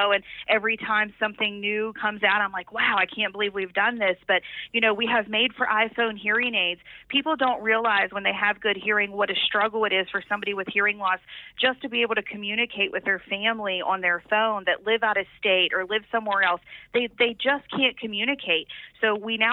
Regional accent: Mannington, West Virginia, United States; I was from Mannington, a little tiny town. I was very sheltered by my parents

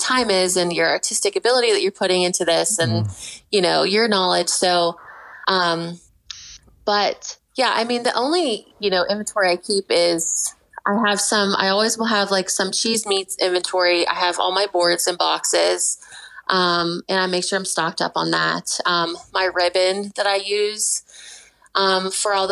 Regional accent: Pittsburgh, Pennsylvania, United States; now in Morgantown, United States; I'm from Pittsburgh originally

